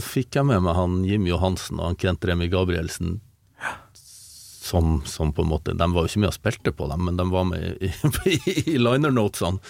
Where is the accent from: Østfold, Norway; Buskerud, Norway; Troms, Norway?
Troms, Norway; Målselv; accent: samnordnorsk; also born or lived in Harstad; jeg ble født i Harstad, men så flytta jeg til Målselv når jeg var en måned